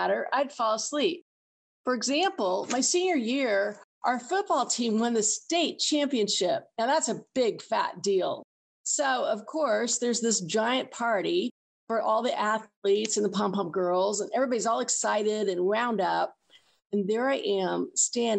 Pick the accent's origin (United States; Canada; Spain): United States; Kansas; I'm from Kansas, which is right in the middle of the country.